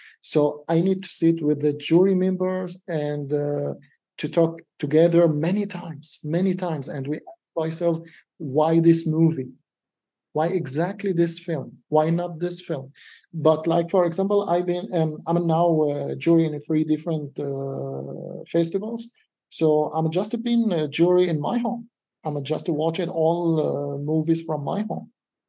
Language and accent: English; Denmark; English is a second language; Like I'm from Denmark, but I came from Syrian background.